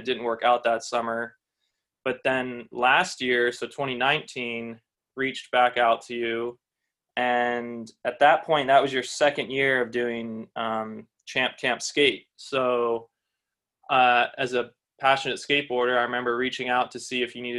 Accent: Westchester, New York, United States; Trevor and I grew up skateboarding in Westchester

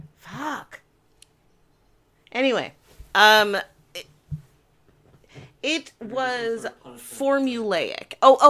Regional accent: United Kingdom; I am also British, but I am from the place that Michael Caine is from.

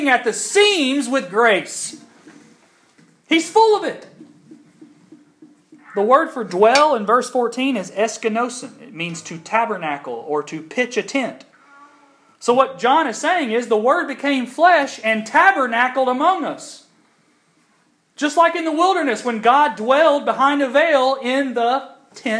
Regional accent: Kentucky, United States; now in Georgia, United States; for a kid growing up in Kentucky, it was amazing

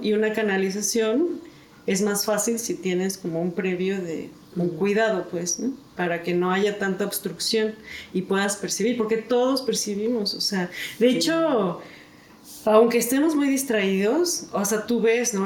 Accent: Mexico; mexicana, este, mujer

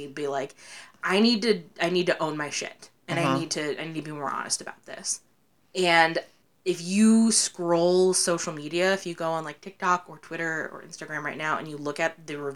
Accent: Ohio, United States; we're from Ohio, and I do theater

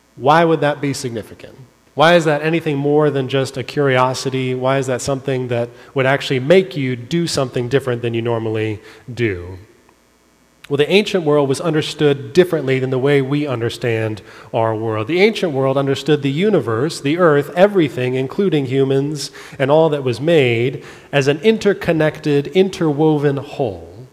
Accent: California, United States; I grew up in California.

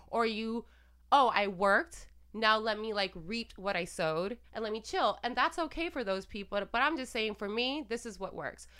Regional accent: Puerto Rico; I'm Latina and I'm from Puerto Rico and we practice santeria there and, you know, and I grew up with all this

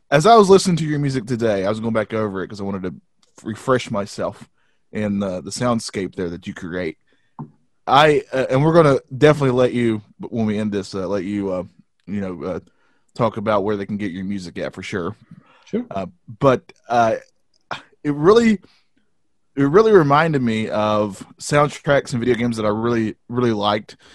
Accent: the South, United States; we're from the South, and this is how we sound

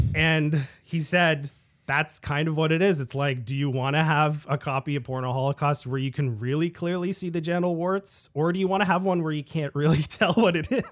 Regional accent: Ottawa, Ontario, Canada; back in my hometown of Ottawa, Ontario, Canada

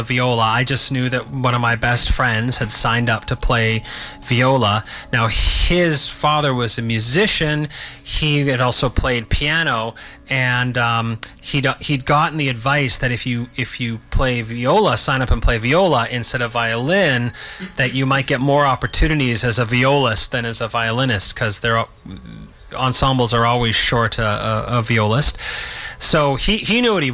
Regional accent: Vancouver, British Columbia, Canada; also born or lived in Victoria; I'm one of those rare born and raised Vancouverites. Mm. Well, I was born in Victoria, spent a few weeks there, and then ended up in Vancouver

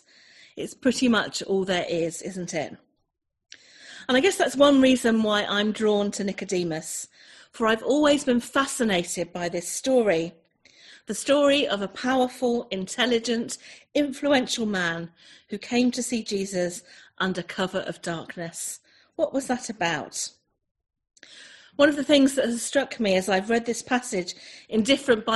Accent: Chelmsford, East of England, United Kingdom; also born or lived in North Devon coast; now in North Devon, United Kingdom; I'm originally an Essex girl. I was born in Essex, just up the road from where some of you guys are. I was born in Chelmsford

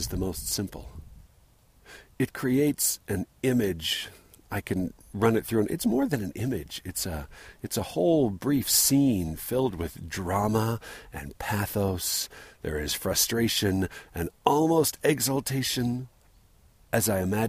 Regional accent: San Diego, California, United States; moved away; I think about my growing up in San Diego

